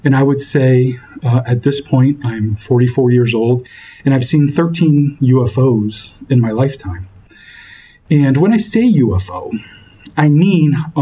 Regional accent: Fort Kent, Maine, United States; also born or lived in Bar Harbor, Maine; I grew up in Fort Kent, and we lived on Main Street.

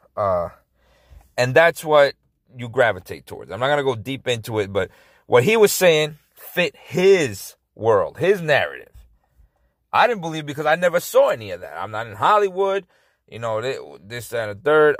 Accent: Dominican Republic; I was born in Dominican Republic

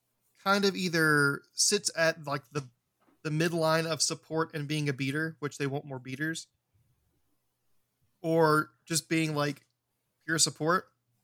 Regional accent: Alabama, United States; Yeah, I'm from Alabama.

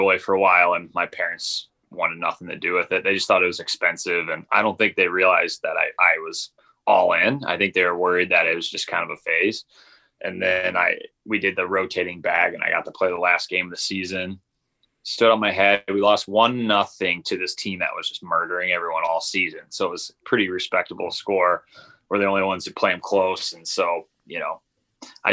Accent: St. Louis, Missouri, United States; I grew up in St. Louis, Missouri, and, you know, it's considered a baseball town

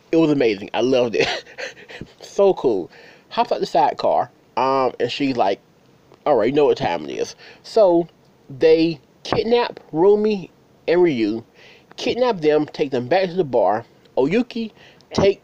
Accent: United States; I'm from the States

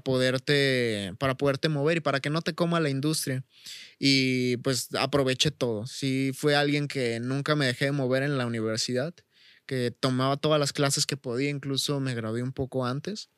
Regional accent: Chavinda, Michoacán, Mexico; aquí en mi pueblo, aquí en Chavinda

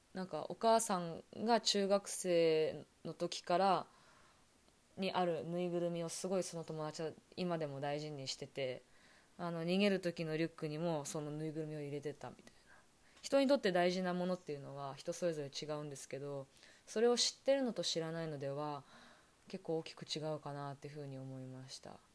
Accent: Toyama, Japan; 私があの生まれ育った富山県は割と地震とか災害が少なく

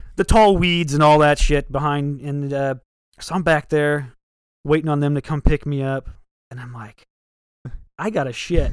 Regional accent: Ohio, United States; I'm from Ohio

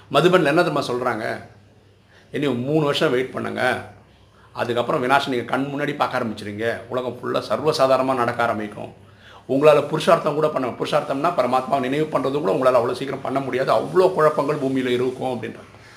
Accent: Chennai, Tamil Nadu, India; நான் சென்னையிலே தான் பிறந்து வளர்ந்துருக்கிறேன்

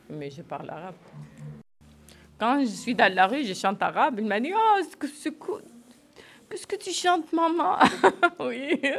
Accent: Syria; French is a second language; now in France; Que j'ai quitté Syrie, ça fait neuf ans. Je n'ai pas rentré à la Syrie.

